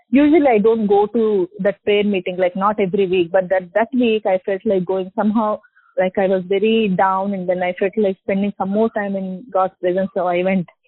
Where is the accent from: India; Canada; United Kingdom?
India; Hyderabad, Telangana; I'm from Hyderabad